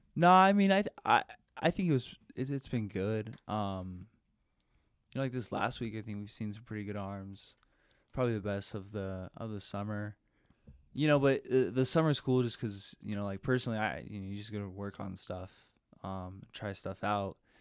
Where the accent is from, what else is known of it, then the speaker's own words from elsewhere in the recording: Denver, Colorado, United States; also born or lived in California; from Denver, Colorado.